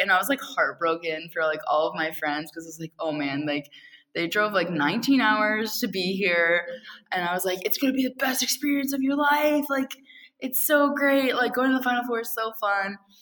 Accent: Virginia, United States; I am from Virginia

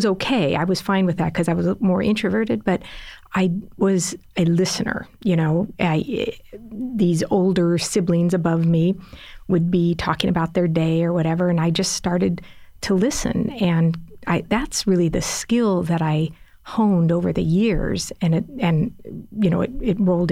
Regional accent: Los Angeles, California, United States; also born or lived in San Diego; I grew up in Los Angeles, lived in San Diego

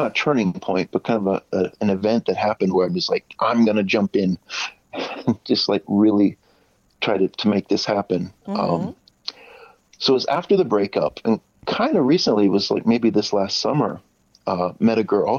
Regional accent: United States; now in Japan; I'm American, and but yeah, being here in Japan

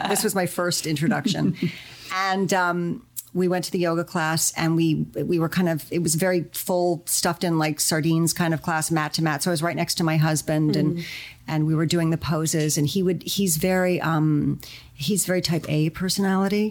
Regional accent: New York City, New York, United States; now in Los Angeles, United States; I'm originally from New York City

